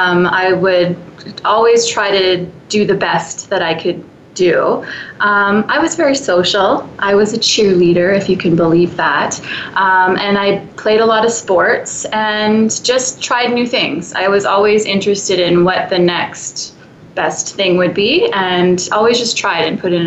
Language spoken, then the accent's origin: English; Winnipeg, Manitoba, Canada; I am from Winnipeg, Manitoba. I'm very proud of it.